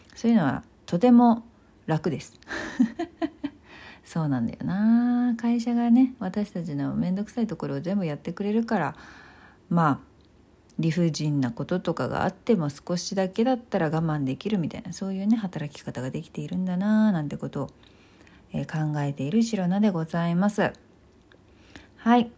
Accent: Tokyo, Japan; 東京出身で東京生まれ東京育ちですので

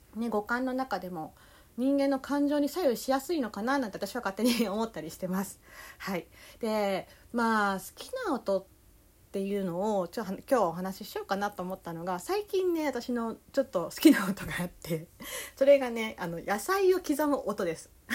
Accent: Kansai, Japan; accent: Kansai dialect; まあ関西弁の時と関西弁じゃない時があるんで

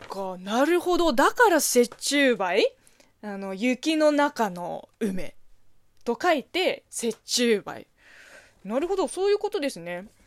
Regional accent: China; Japanese is a second language; moved away as an adult; now in Japan; 中国生まれ、中国育ち

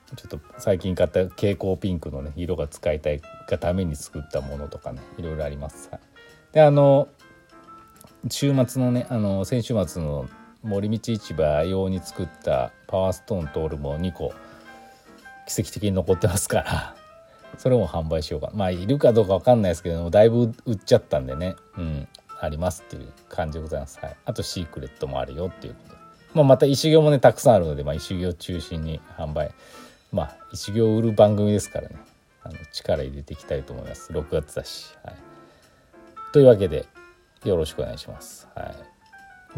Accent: Aichi, Japan; moved away; 私愛知県出身なんでね。

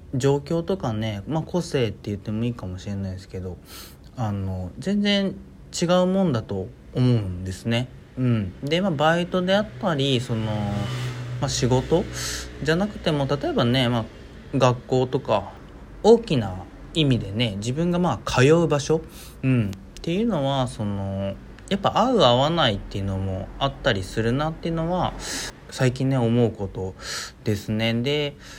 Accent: Hiroshima, Japan; 僕広島なんですけど

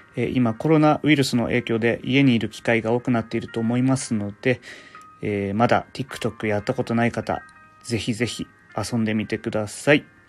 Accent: Fukushima, Japan; 僕の出身が福島県なので

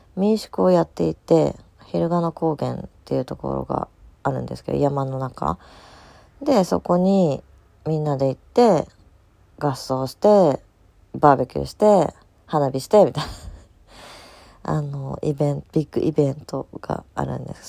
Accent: Tokai, Japan; うちの地元

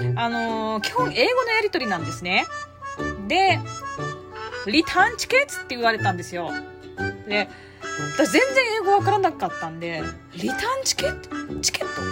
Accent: Osaka, Japan; 私大阪人なんで

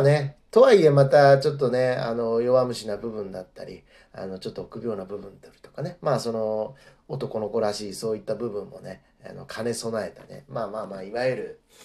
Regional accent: Kure, Hiroshima, Japan; moved away; 僕の生まれたね、広島県の、まあ、あの、呉市という、あの、えー、市の、えー、またさらにね、えっ、ー、と、新潟町というね、あの、小さな町の、え出身

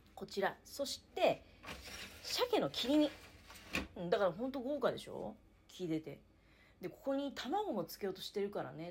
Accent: Niigata, Japan; 新潟市東区。はい。こちらがね、確か本社だよね。千島屋ってところ。はい。えー、なのでね、あの、あ、自分の地元にある有名企業

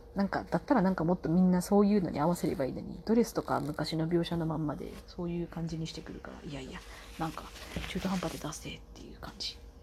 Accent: Kyushu, Japan; moved away; also born or lived in Fukuoka; 九州生まれだけど

